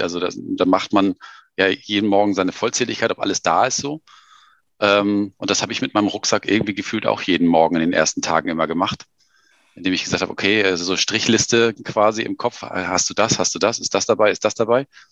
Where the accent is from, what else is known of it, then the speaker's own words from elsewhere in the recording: Germany; wir kommen beide irgendwie aus Deutschland